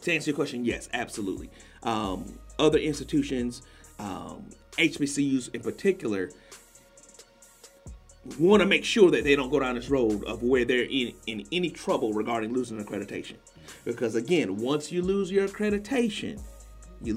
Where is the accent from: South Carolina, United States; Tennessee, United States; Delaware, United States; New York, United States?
South Carolina, United States; Columbia; I'm from Columbia, South Carolina